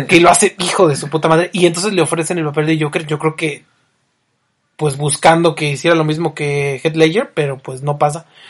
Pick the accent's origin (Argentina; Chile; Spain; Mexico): Mexico; Michoacán; somos de Michoacán